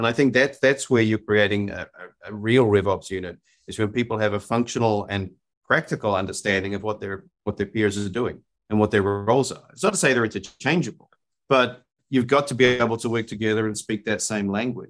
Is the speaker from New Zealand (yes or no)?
yes; New Zealand; now in Austin, United States; I you can tell by my accent, I'm not from Austin, Texas. I grew up in New Zealand, long way away from everywhere else.